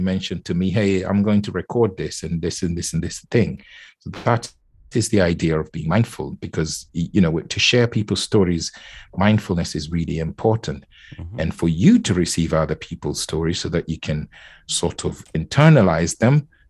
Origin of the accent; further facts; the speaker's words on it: Nairobi, Kenya; I was born and raised in Kenya. So, and as a child, I was born in Nairobi